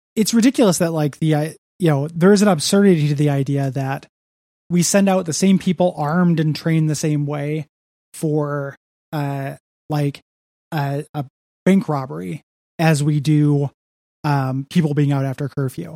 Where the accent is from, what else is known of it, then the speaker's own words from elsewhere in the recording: DeKalb, Illinois, United States; moved away; my hometown of DeKalb, Illinois